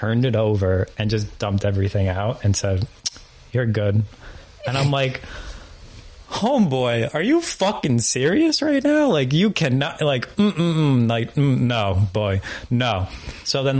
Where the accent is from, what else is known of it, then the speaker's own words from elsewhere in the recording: New York, United States; I'm literally from New York